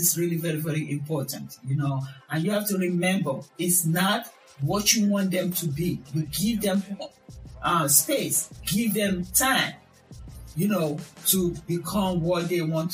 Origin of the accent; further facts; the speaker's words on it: Nigeria; moved away; I'm from Nigeria.